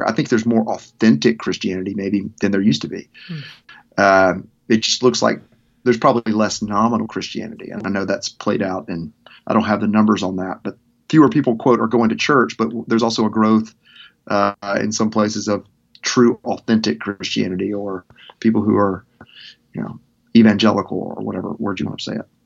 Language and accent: English; Arkansas, United States; moved away; also born or lived in Memphis / Mississippi / Nashville; growing up in Arkansas